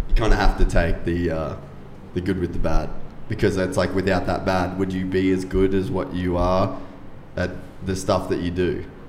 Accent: Cairns, Queensland, Australia; moved away; I'm from Cairns originally, which is like North Queensland

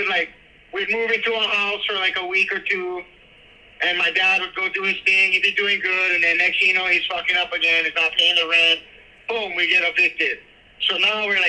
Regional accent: Makaha/Maili, Hawaii, United States; born or raised there

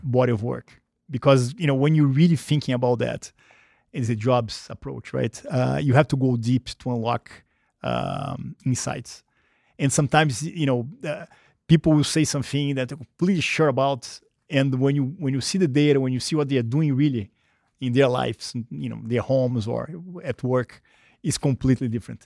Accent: Rio de Janeiro, Brazil; English is a second language; moved away as an adult; I grew up, um, uh, in Brazil, in Rio, when it was a very different country

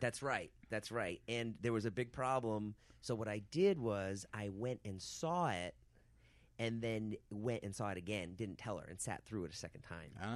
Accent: Boston, Massachusetts, United States; moved away; also born or lived in New York; I'm from Boston.

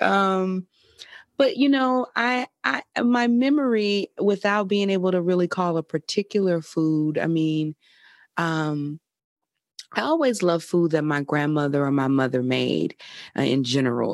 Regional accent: Mobile, Alabama, United States; moved away; also born or lived in California; my hometown of Mobile, Alabama

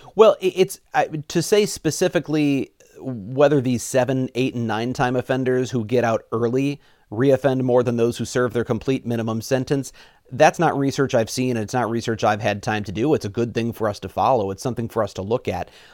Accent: Missouri, United States; moved away as an adult; now in Wisconsin, United States; I'm from Missouri originally. I've now lived in Wisconsin for sixteen years.

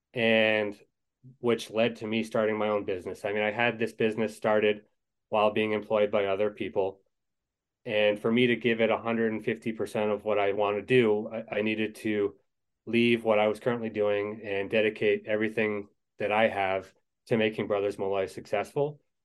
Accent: Maine, United States; moved away as an adult; now in Madison, United States; I am from the state of Maine originally.

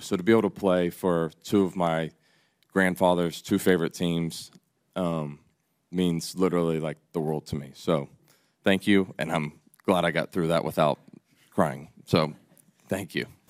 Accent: Atlanta, Georgia, United States; moved away as an adult; I left my hometown team

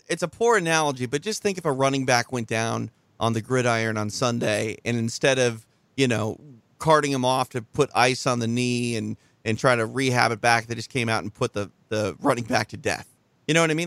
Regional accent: Minnesota, United States; moved away; Two, two Minnesotans on the line with you

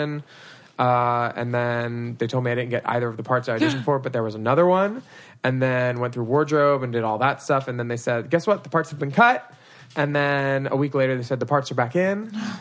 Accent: Philadelphia, Pennsylvania, United States; I'm from Philly

